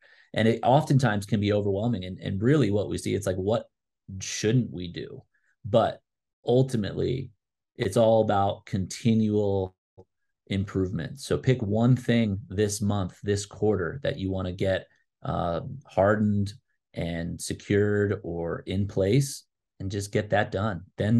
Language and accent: English; East Coast, United States; now in Albuquerque, United States; Although I'm here in Albuquerque, I'm from the East Coast